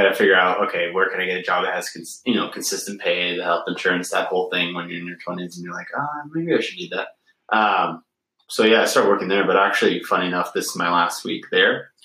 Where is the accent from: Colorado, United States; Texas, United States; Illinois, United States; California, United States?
California, United States; Pleasanton; moved away as an adult; also born or lived in Australia; now in Alpena, United States; I'm from California originally. So I'm from, like, San Francisco Bay Area. So I grew up in a location called East Bay, but the town I was part of was Pleasanton.